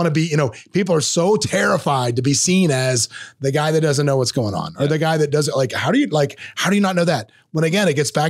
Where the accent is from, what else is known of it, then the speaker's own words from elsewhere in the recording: Florida, United States; accent: North Florida Southern; number one, my Southern accent they thought was hilarious. Because I had a very pronounced North Florida Southern accent when I was on that show.